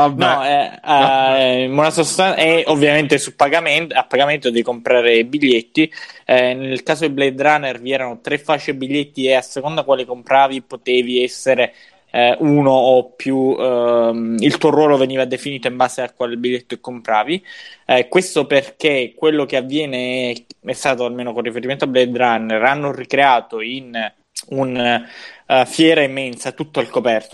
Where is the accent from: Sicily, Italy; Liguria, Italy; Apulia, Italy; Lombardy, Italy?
Sicily, Italy; dalle nostre parti in Sicilia